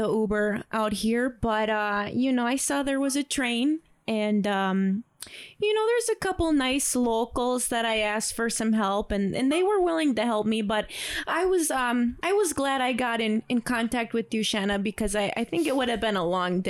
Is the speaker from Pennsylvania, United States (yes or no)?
no; Ely, Minnesota, United States; I'm from Ely, Minnesota. Oh. So, you know, it was a long ride here. I took the Greyhound.